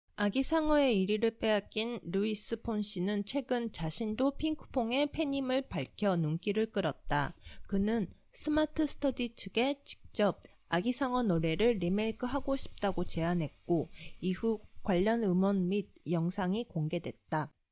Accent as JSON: {"language": "Japanese", "country": "Japan", "tie": "born or raised there", "also_born_or_lived": "South Korea", "said": "韓国生まれ、日本育ち"}